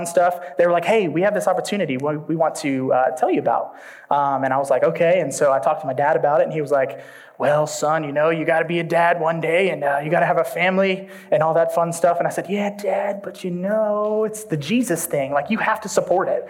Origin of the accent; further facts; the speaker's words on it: Orlando, Florida, United States; moved away; I'm not from here. I grew up in Orlando, Florida